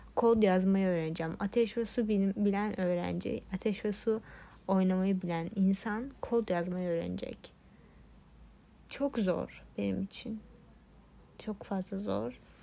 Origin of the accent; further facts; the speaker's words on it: Turkey; Türkiye'de doğdum.